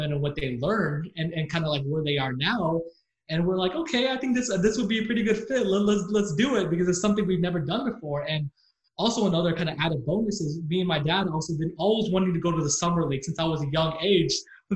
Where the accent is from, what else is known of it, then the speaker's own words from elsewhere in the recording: San Antonio, Texas, United States; also born or lived in Austin; I went to Austin for school, but I was born and raised in San Antonio. And I lived there my entire life